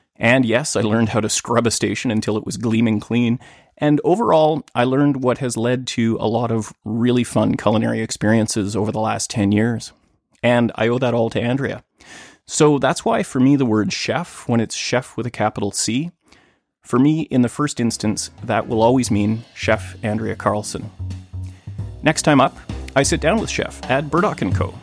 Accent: Thunder Bay, Ontario, Canada; moved away as an adult; now in Vancouver, Canada; in my hometown of Thunder Bay

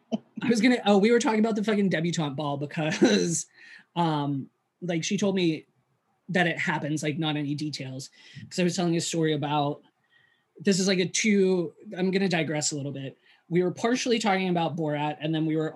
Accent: West Mifflin, Pennsylvania, United States; born or raised there

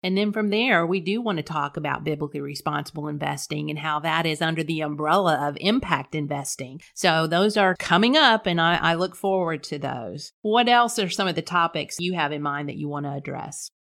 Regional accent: Corpus Christi, Texas, United States; accent: South Texas twang; also born or lived in North Carolina; I was born and raised in Corpus Christi, a native Texan.

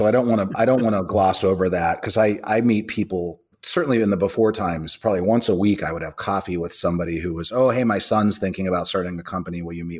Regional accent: Pittsburgh, Pennsylvania, United States; I grew up in Pittsburgh, a little east of Pittsburgh, actually a little more in the woods. I'm kind of 50% redneck, as I like to say, sort of grew up in the hills of Appalachia

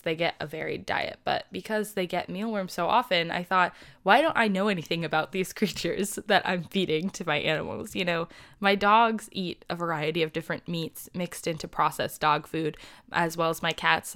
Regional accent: United States; I am from the United States

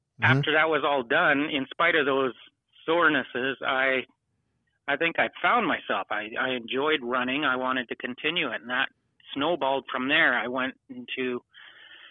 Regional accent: Lake Cowichan, British Columbia, Canada; I grew up in Lake Couchan, B.C., in Canada

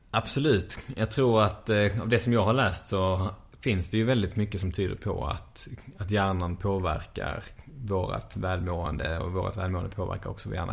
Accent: Sweden; som svenskar här

